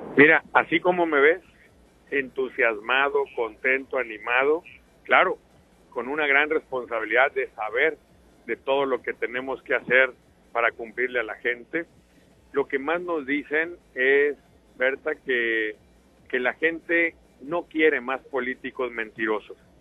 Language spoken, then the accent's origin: Spanish; Sinaloa, Mexico; yo soy un sinaloense como cualquier otro.